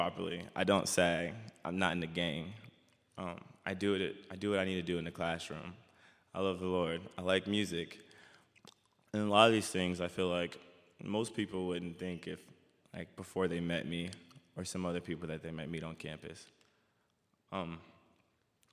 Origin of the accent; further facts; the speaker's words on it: Dallas, Texas, United States; moved away as an adult; now in Sioux Center, United States; from Dallas, Texas